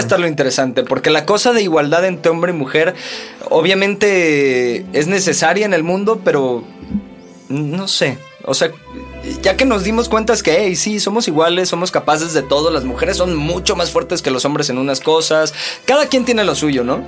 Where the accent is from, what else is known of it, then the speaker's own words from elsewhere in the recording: Veracruz, Mexico; Yo soy de Veracruz